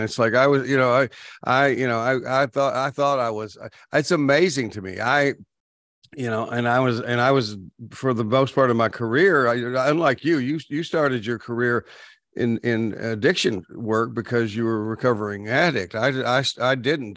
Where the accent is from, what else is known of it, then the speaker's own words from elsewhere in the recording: Texas, United States; I grew up in Texas, so we didn't just, we weren't fans, we worshiped the Cowboys